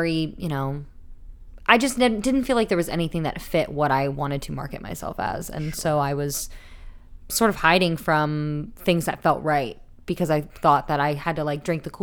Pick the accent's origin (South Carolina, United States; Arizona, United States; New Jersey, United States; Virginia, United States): New Jersey, United States; Smithville; moved away; Originally from South Jersey